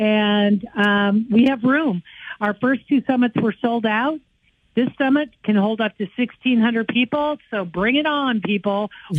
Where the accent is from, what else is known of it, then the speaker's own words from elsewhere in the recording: North Carolina, United States; I'm from North Carolina.